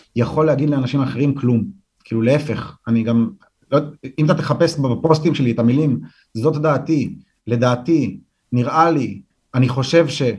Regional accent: Jerusalem, Jerusalem District, Israel; אני גדלתי ברחוב כובשי קטמון

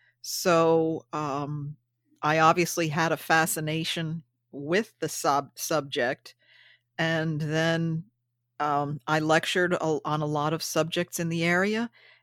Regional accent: New York, United States; I lived it. I'm born and raised in the Hudson Valley. And as a child, I remember hearing all these stories.

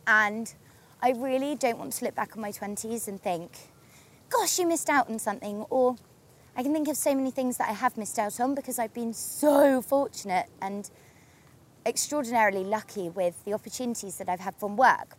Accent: Torquay, South West England, United Kingdom; now in London, United Kingdom; I grew up in Torquay on the sea

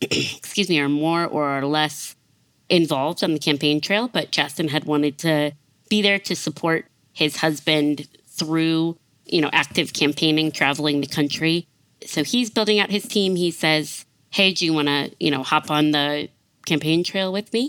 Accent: South Bend, Indiana, United States; moved away as an adult; also born or lived in Mississippi / Nashville, Tennessee; my hometown, South Bend, Indiana

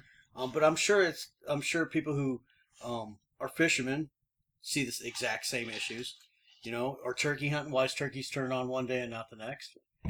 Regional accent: Illinois, United States; now in New Mexico, United States; I'm a Midwest boy. I'm from Illinois.

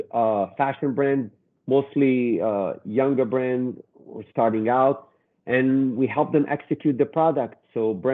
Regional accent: Israel; moved away as an adult; now in New York, United States; I'm originally from Israel, studied fashion design, and then in 25 years ago came to New York

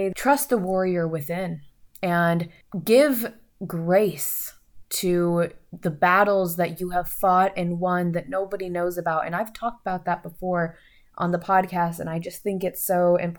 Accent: United States; as an American

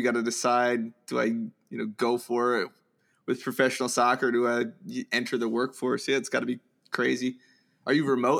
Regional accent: Midland Park, New Jersey, United States; moved away; I lived in Bergen County right across the GW Bridge.

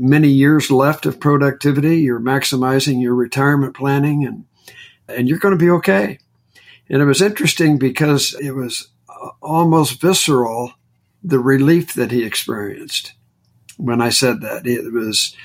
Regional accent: Indiana, United States; moved away; I'm from Indiana originally

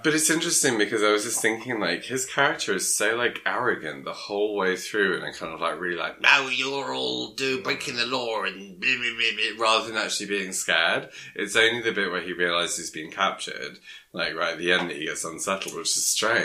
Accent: Sussex, South East England, United Kingdom; I'm from Sussex

